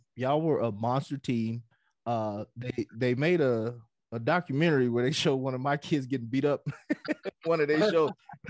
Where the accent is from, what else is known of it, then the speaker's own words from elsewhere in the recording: New Mexico, United States; Do you ever feel like, yo, they just overlook us because we're from New Mexico?